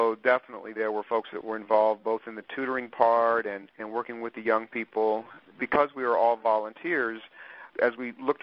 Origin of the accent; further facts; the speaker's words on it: Topeka, Kansas, United States; now in Wichita, United States; I grew up in Topeka, Kansas, and went to high school there and graduated and moved to Wichita in 79 and have just never left